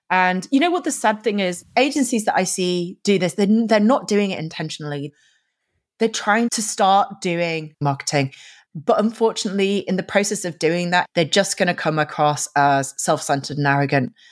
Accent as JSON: {"language": "English", "region": "Yorkshire and the Humber", "country": "United Kingdom", "lives_now": "London, United Kingdom", "said": "I'm originally from Yorkshire in the north of England"}